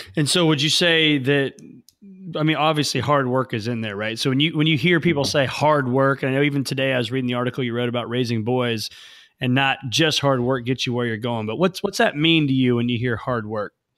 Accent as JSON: {"language": "English", "town": "Mattoon", "region": "Illinois", "country": "United States", "tie": "born or raised there", "said": "my hometown of Mattoon, Illinois"}